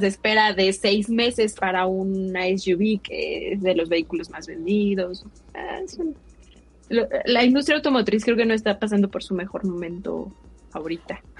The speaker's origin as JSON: {"language": "Spanish", "country": "Mexico", "said": "nosotros como mexicanos"}